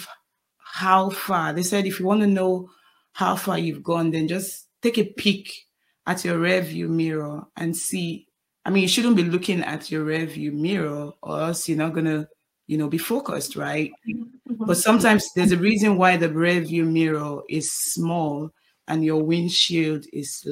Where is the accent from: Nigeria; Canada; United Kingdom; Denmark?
Nigeria; now in United States; My family, most of my family live in Nigeria because I'm from Nigeria